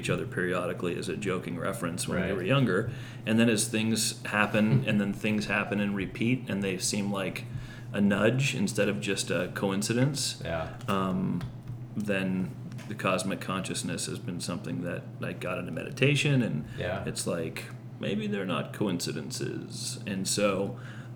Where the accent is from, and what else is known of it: California, United States; born or raised there